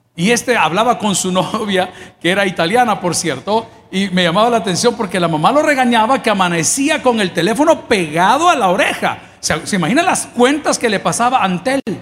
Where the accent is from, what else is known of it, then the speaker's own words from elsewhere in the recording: El Salvador; somos salvadoreños